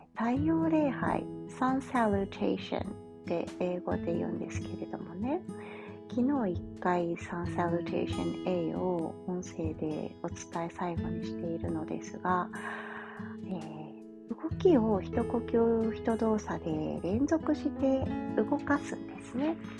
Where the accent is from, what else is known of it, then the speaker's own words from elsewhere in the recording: Kansai, Japan; accent: Kansai-ben; 関西弁が出ちゃったり